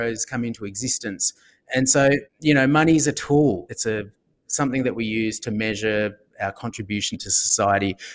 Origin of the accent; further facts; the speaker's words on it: Australia; I'm an Australian